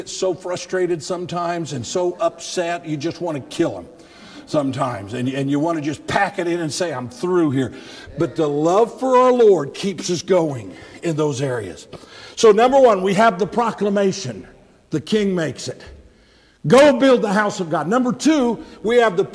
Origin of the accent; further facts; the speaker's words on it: United States; I'm an American from the top of my head to the bottom of my feet